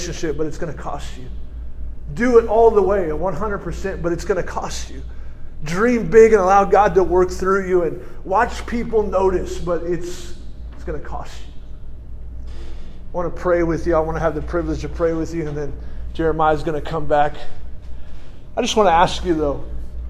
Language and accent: English; California, United States; moved away; I'm a Californian originally